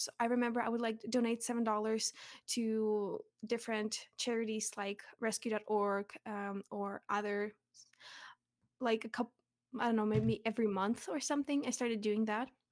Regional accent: Russia; moved away; I'm from Russia, but I'm actually half Ukrainian

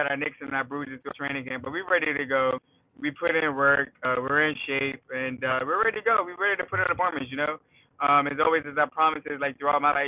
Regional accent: Maryland, United States; my hometown

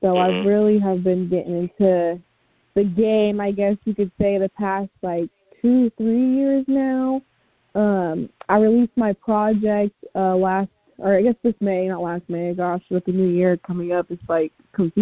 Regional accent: Kansas City, Kansas, United States; I'm born and raised in Kansas City, Kansas

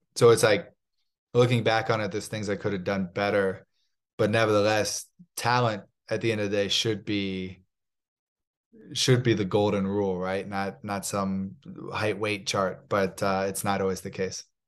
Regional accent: Palm Harbor, Florida, United States; moved away as an adult; also born or lived in Kansas City, Missouri; when I was two, we moved down to a town called Palm Harbor, Missouri, uh, Palm Harbor, Missouri, Palm Harbor, Florida in the Tampa Bay area. And I was raised uh, raised there

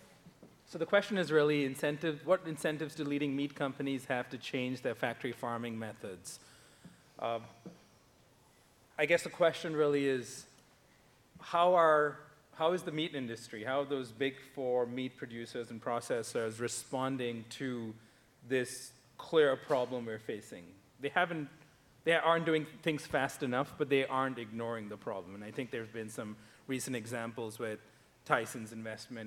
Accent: India; now in United States; I grew up in India

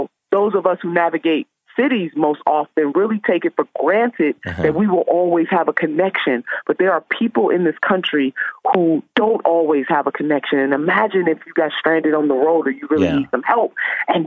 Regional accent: Ohio, United States; I'm from Ohio

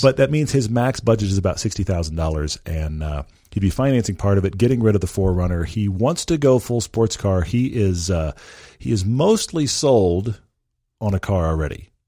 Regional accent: Texas, United States; I grew up in Texas. I am a Texan.

